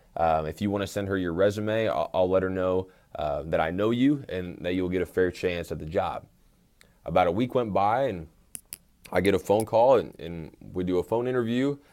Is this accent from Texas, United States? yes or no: yes; Tyler, Texas, United States; moved away as an adult; also born or lived in McPherson, Kansas / Fresno, California; now in Abilene, United States; I'm originally from Tyler, Texas